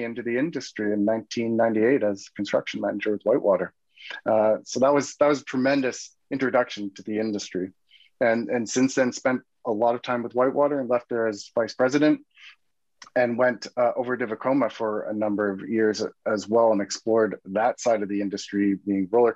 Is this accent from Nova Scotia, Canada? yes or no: no; Vancouver, British Columbia, Canada; a young boy growing up in Vancouver and going to Expo 86